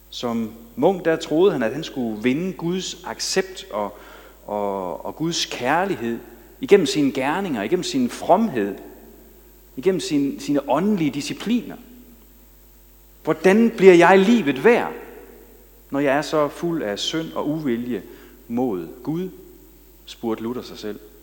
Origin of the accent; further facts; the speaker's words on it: Denmark; som jyder